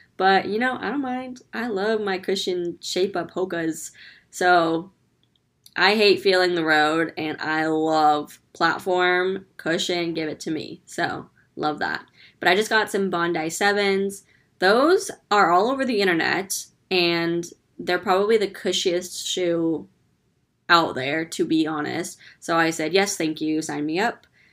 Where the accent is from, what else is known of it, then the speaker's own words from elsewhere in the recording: California, United States; now in Orlando, United States; I'm originally born and raised in California